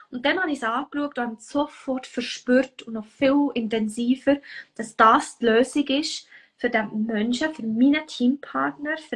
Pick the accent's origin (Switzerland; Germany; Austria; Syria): Switzerland; Bern; Wie du vielleicht hörst, ich komme aus dem Kanton Bern.